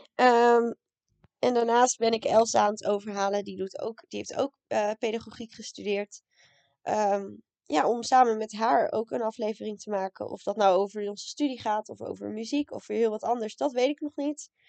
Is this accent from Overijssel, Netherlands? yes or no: yes; Raalte, Overijssel, Netherlands; moved away as an adult; now in Leiden, Netherlands; Ik kom uit Raalte, maar woon nu in Leiden